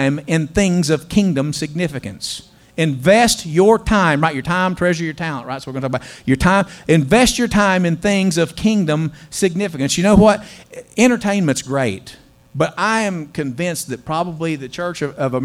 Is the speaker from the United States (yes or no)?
yes; West Virginia, United States; moved away; I am a slap hill billy. I mean, I grew up in West Virginia, in the mountains of West Virginia